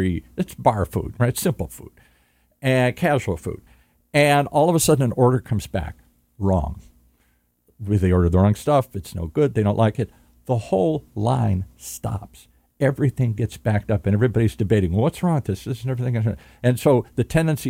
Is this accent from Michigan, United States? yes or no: yes; Michigan, United States; now in California, United States; I grew up in the Midwest, as I said, in Michigan